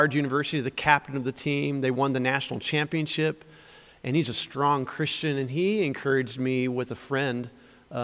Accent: Springfield, Illinois, United States; I'm from Springfield, Illinois, and so went to Springfield High School

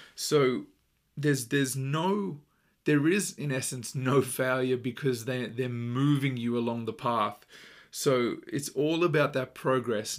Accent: Australia; growing up in Australia, most children, um, at some point play a weekend sport, uh, or play through their school, it's just a really big part of our culture

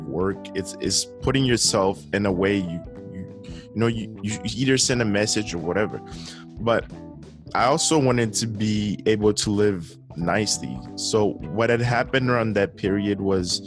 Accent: Haiti; first language Haitian Creole, French; English is a second language; now in United States; I'm an islander. I'm from Haiti. I came in this country

